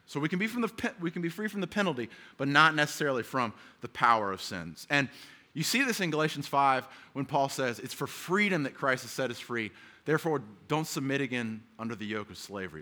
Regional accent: the South, United States; now in San Diego, United States; I grew up in the South

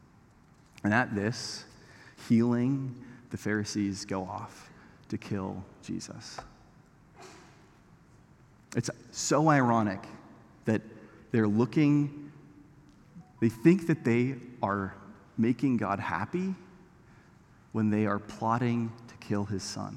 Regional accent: Canada; I'm Canadian

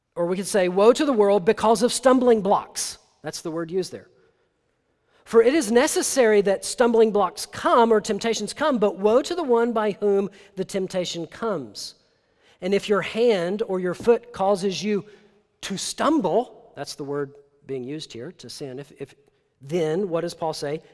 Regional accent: Tennessee, United States; I'm from Tennessee

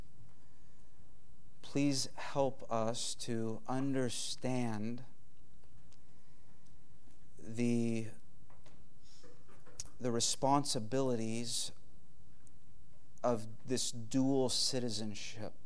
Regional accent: United States; we have as American people

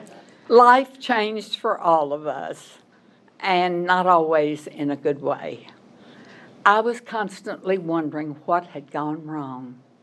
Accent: Arkansas, United States; moved away as an adult; also born or lived in Missouri / Memphis, Tennessee; I was born in Arkansas, went to school there, graduated from Arkansas State University

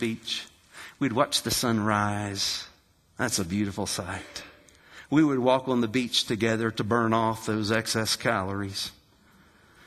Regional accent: West Virginia, United States; I'm from West Virginia

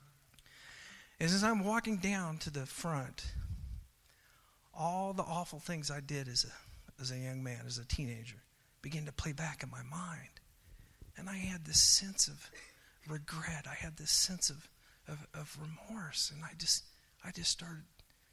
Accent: Oklahoma, United States; also born or lived in Hawaii; as I was growing up in Oklahoma

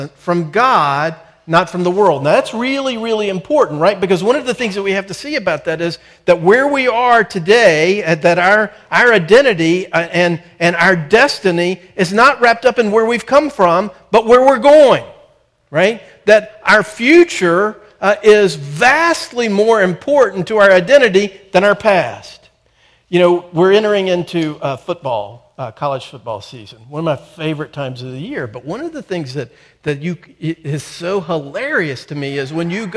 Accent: North Carolina, United States; I'm from North Carolina.

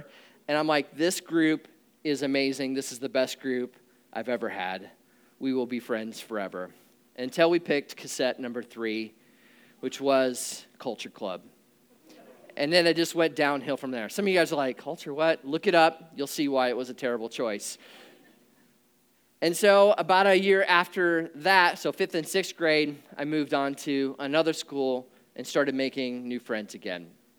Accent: Nebraska, United States; But growing up in Nebraska was good. It was a good place to grow up.

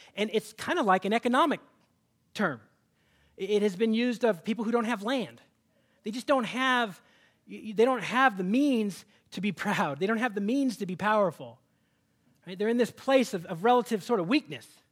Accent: Seattle, Washington, United States; moved away; I'm from Seattle

